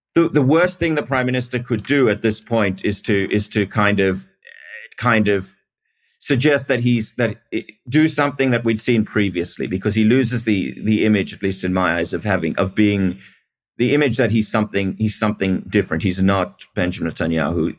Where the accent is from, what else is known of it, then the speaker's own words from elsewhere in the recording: Australia; also born or lived in South Africa; now in Israel; I grew up in Australia, but I was born in South Africa.